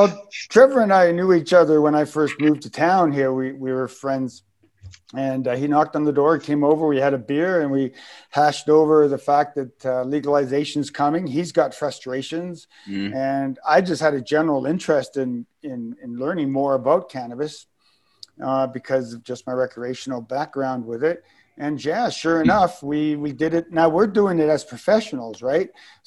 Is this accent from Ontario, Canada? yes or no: no; Victoria, British Columbia, Canada; moved away as an adult; now in Dauphin, Canada; I'm a registered nurse. And I grew up on the West Coast. So I, Victoria, Vancouver Island off of, off in the, if you know the West Coast of Victoria or BC. Mm-hmm. So I grew up in the 70s.